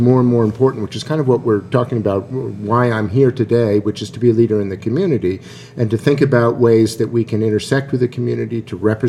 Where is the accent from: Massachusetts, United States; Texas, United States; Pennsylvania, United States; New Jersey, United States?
Massachusetts, United States; Boston; now in Akron, United States; I currently have another orchestra in Boston, which is kind of fun because that's my hometown